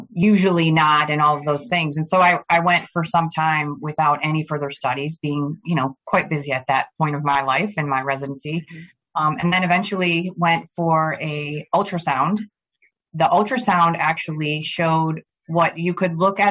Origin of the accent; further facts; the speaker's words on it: Plantation, Florida, United States; also born or lived in Flint, Michigan; I grew up in Plantation, Florida, which is a suburb of Fort Lauderdale